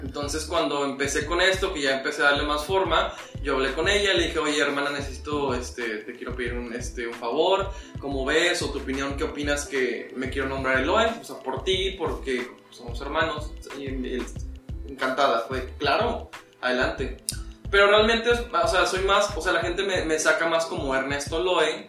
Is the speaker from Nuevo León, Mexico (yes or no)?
yes; Monterrey, Nuevo León, Mexico; also born or lived in Morelia; nací en Morelia y crecí en una casa, digo, mis papás son de Morelia. Pero sí, siempre, o sea, desde muy niño estuve aquí en Monterrey, desde primaria, entonces ya soy regio.